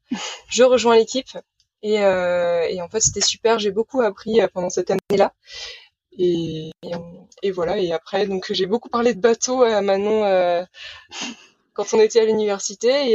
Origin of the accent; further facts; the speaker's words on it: Saint-Malo, Brittany, France; j'ai 28 ans et je viens de Saint-Malo. Voilà, ah. en Bretagne